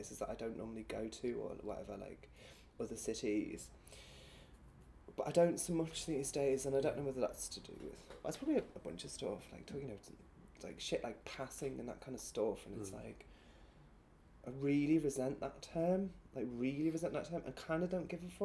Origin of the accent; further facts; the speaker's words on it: Birkenhead, North West England, United Kingdom; accent: northern; moved away; I was back in Birkenhead at the weekend to see my brother and my family